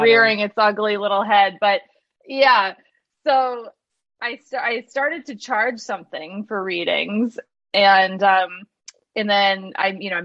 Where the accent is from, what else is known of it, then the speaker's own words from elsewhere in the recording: Michigan, United States; moved away; I grew up in Michigan, so it's like I'm at this just, you know, town in Michigan working at a restaurant